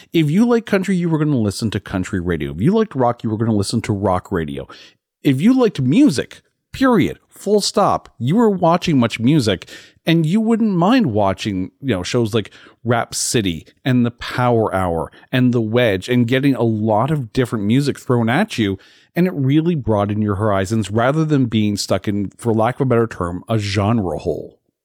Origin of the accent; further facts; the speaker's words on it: Canada; as a Canadian